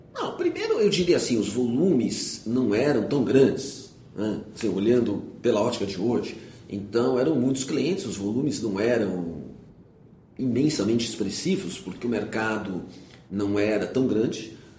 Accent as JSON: {"language": "Portuguese", "region": "São Paulo", "country": "Brazil", "tie": "born or raised there", "said": "eu nasci em São Paulo, fiz uh, meu primário no Colégio Rio Branco, o ginásio numa escola estadual aqui no Itaim"}